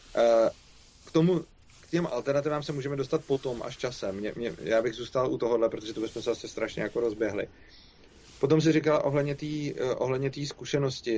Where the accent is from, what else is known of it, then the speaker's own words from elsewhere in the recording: Czechia; my Češi